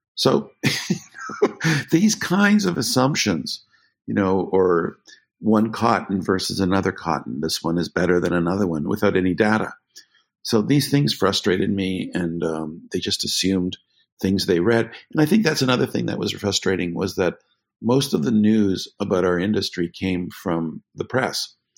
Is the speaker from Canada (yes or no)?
yes; Canada; I grew up in Canada